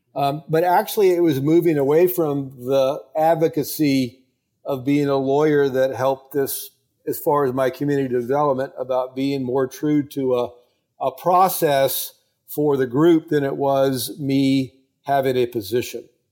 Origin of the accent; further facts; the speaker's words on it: Tampa, Florida, United States; my hometown, Tampa?